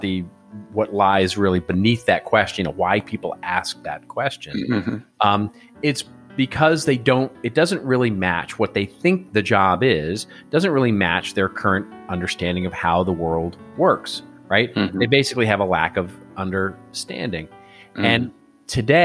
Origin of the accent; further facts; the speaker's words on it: United States; I'm American